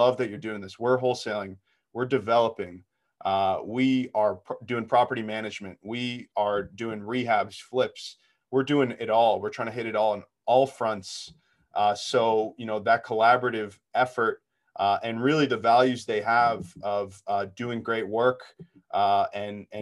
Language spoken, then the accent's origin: English; Boston, Massachusetts, United States; now in Newton, United States; I grew up in Boston for part of my life and then moved out to Newton